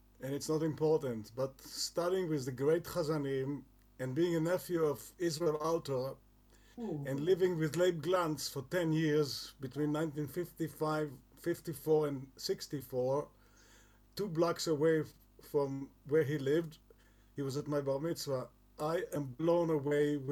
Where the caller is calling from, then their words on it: Toronto, Ontario, Canada; I'm calling from Toronto